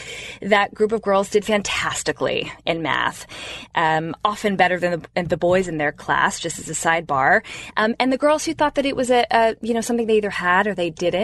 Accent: Bay Area, California, United States; KQED News, which is my hometown local news station up in the Bay Area.

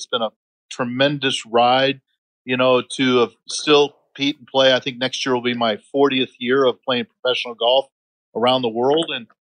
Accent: North Carolina, United States; born there; also born or lived in Ohio / Michigan / New York / Texas; I was born in North Carolina, as you pointed out, and by the time I was 13, I had lived in North Carolina, Marietta, Ohio, Birmingham, Michigan, Long Island, New York, Dallas, Texas, Tustin, California, Wheaton, Illinois

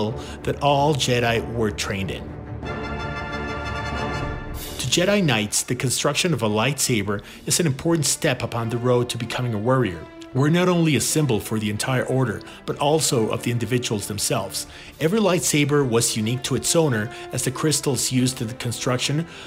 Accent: Mexico; I'm from Mexico.

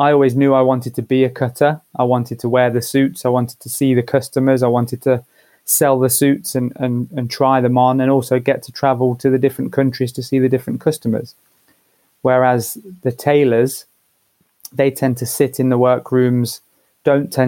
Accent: Leicester, East Midlands, United Kingdom; now in London, United Kingdom; growing up in Leicester in the sort of late 90s, early 2000s

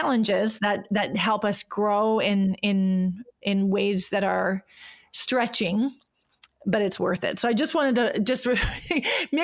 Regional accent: North Dakota, United States; moved away as an adult; now in Switzerland; I grew up, you know, born and raised in North Dakota

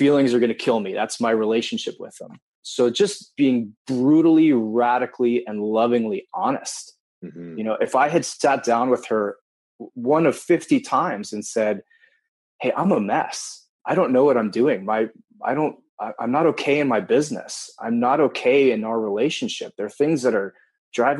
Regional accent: Wilton, Connecticut, United States; also born or lived in Japan; I grew up in Wilton, Connecticut until the age of 10, and then moved to Japan from 10 to 15, moved back to Connecticut and finished high school

